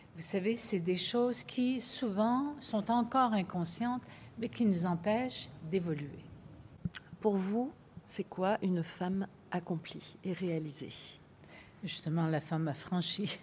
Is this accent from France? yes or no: no; Quebec, Canada; Je viens du Québec et je viens d'un matriarcat